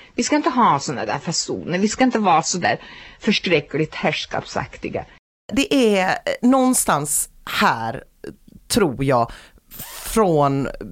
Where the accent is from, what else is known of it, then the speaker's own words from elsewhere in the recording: Sweden; Vi är ju inga italienare nämligen, vi är ju svenskar